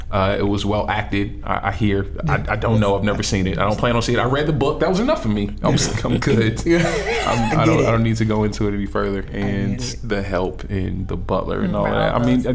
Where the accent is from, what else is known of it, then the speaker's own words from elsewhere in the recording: Southern US, United States; I was born and raised in the South, where we stood up every day and pledged to a flag with a Confederate flag directly under it.